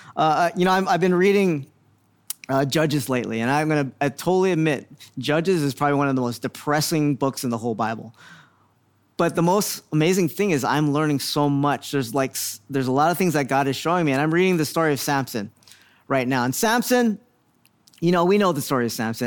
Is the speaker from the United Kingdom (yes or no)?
no; Philippines; I'm Filipino